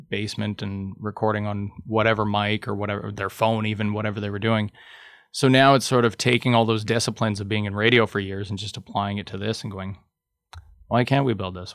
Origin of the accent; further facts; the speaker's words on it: Thunder Bay, Ontario, Canada; I'm from Thunder Bay.